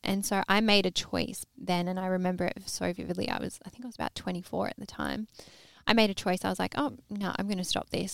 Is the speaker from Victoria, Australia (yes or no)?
yes; Melbourne, Victoria, Australia; grew up in Melbourne, Australia.